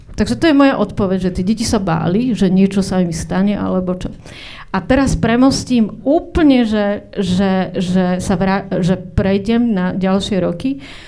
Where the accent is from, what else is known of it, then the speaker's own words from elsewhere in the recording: Očová, Banská Bystrica Region, Slovakia; som stred, zo Stredného Slovenska, z Očovej, tam som chodila na základnú školu